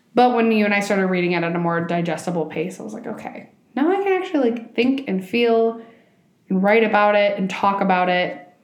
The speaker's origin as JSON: {"language": "English", "region": "Minnesota", "country": "United States", "also_born_or_lived": "Colombia", "said": "as a Colombian, being a Minnesotan, being non Spanish speaking"}